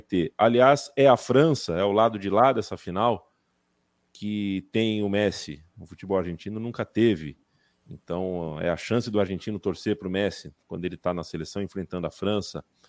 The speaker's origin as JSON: {"language": "Portuguese", "country": "Brazil", "said": "somos brasileiros, somos sul-americanos"}